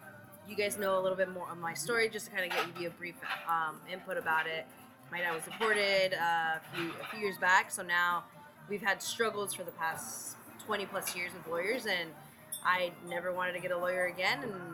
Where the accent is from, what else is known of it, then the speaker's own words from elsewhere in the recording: Utah, United States; moved away; I am as well from Utah